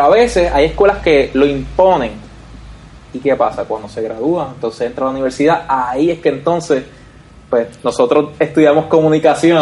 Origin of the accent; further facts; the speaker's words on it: Vega Baja, Puerto Rico; nosotros somos de Vega Baja